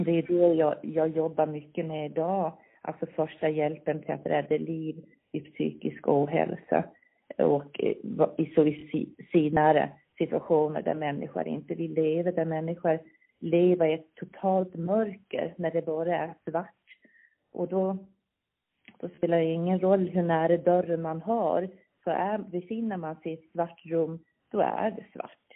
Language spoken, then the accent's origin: Swedish; Visby, Gotland, Sweden; accent: Gotlandic; Jag är född här. Jag är Visbytös, uppväxt i ett barnrikehus